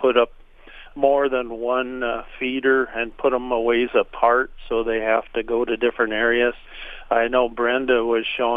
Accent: Minnesota, United States; being an American, I guess a Minnesotan

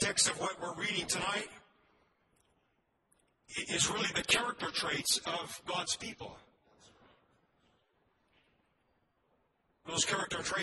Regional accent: United States; as an American, I love my country

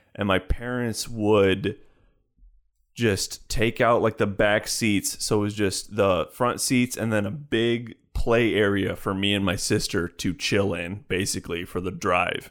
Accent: Chicago, Illinois, United States; I grew up in Chicagoland primarily

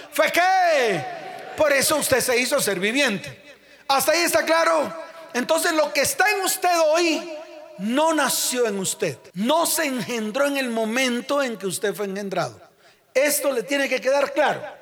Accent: Santa Marta, Magdalena, Colombia; Allá en mi tierra, Santa Marta

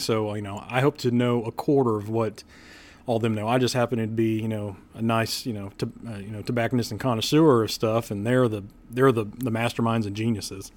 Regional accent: Kansas City, United States; I grew up in Kansas City

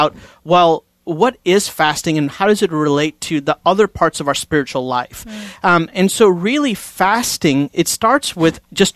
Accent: India; I'm Indian, like from India

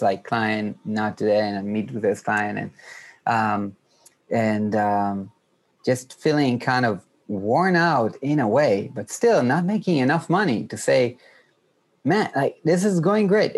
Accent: Israel; I'm from Israel, which is like 2 hours ahead

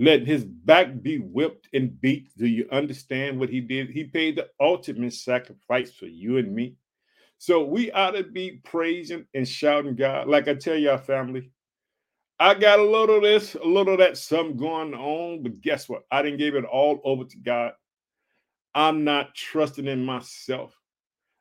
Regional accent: Illinois, United States; born or raised there; also born or lived in Chicago, Illinois

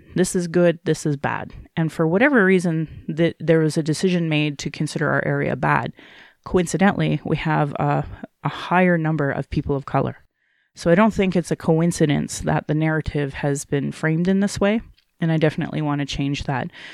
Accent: Calgary, Alberta, Canada; being born and raised in Alberta

